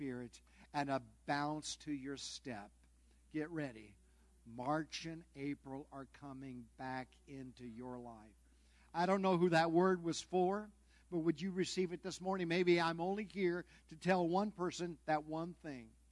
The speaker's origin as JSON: {"language": "English", "region": "Southern California", "country": "United States", "moved": "yes", "said": "I'm from Southern California"}